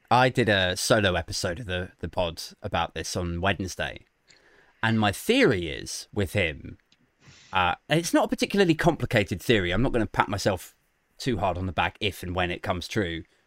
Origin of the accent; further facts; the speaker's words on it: Maidenhead, South East England, United Kingdom; I'm from Maidenhead, which is like Theresa May's constituency.